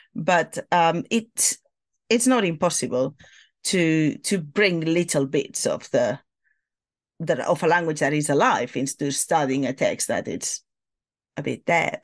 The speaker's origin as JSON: {"language": "English", "town": "Barcelona", "region": "Catalonia", "country": "Spain", "tie": "born or raised there", "first_language": "Catalan and Spanish", "second_language": "English", "moved": "as an adult", "lives_now": "London, United Kingdom", "said": "I studied in Barcelona when I was growing up"}